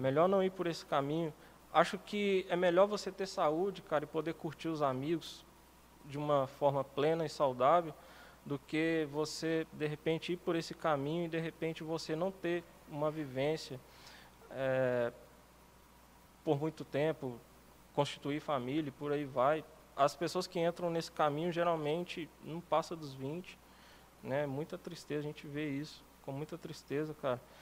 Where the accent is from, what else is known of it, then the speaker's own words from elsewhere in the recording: Lagoa Santa, Minas Gerais, Brazil; also born or lived in Vespasiano; sou morador de Lagoa Santa desde que eu me entendo por gente. Na verdade, eu morava em Vespasiano, vim para cá com um ano de idade